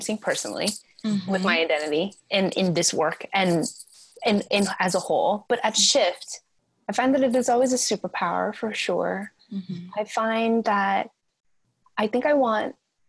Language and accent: English; United States; me as a Vietnamese American, like as a Southeast Asian American